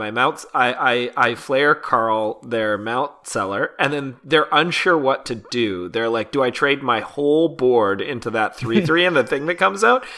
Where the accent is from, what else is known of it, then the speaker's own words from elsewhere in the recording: Canada; As a Canadian